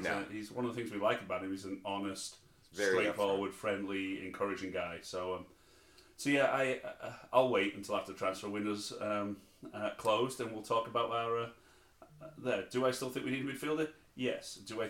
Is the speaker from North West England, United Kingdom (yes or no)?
yes; Barrow-in-Furness, North West England, United Kingdom; That's my League Two team, Barrow, my hometown team.